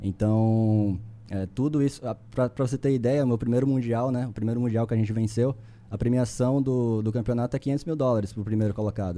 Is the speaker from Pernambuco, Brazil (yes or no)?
yes; Recife, Pernambuco, Brazil; moved away as an adult; also born or lived in São Paulo; eu sou, eu sou de Recife, sou recifense